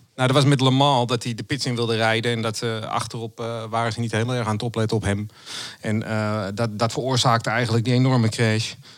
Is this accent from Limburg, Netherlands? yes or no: no; Amsterdam, North Holland, Netherlands; also born or lived in Zaanstreek; ik kom uit, ook uit Noord-Holland, geboren in Amsterdam en ik woon nu in de Zaanstreek.